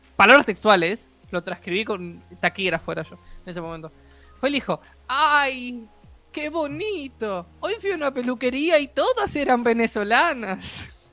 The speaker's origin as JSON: {"language": "Spanish", "country": "Uruguay", "said": "estamos en Uruguay"}